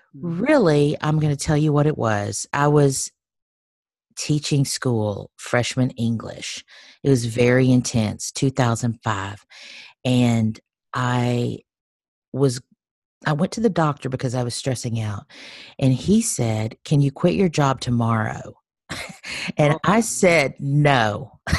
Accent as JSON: {"language": "English", "region": "Texas", "country": "United States", "also_born_or_lived": "Nashville", "moved": "as an adult", "said": "I am a Texan. I'm originally from Texas, and um, I lived in Nashville for 10 years"}